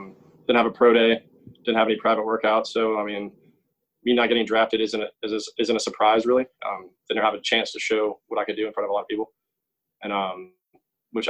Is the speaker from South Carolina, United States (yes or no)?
yes; Columbia, South Carolina, United States; I'm from Columbia, South Carolina, and I stayed home, played for USC, and I grew up a Panthers fan